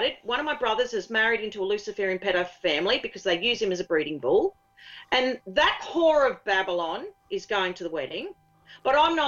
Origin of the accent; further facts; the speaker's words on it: Australia; being Australian. My sense of humour is Australian